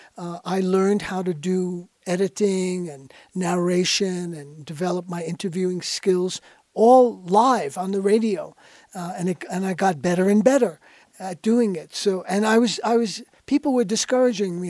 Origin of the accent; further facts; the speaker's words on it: New York, United States; I was born in New York in nineteen forty-five